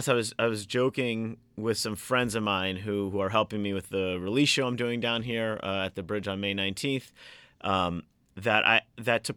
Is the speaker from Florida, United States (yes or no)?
yes; Kendall, Florida, United States; we grew up in Kendall here